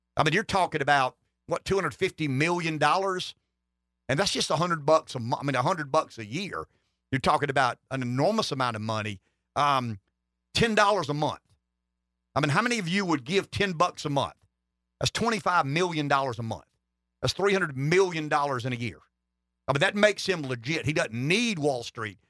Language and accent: English; Florence County, South Carolina, United States; I'm from Florence County, Pampley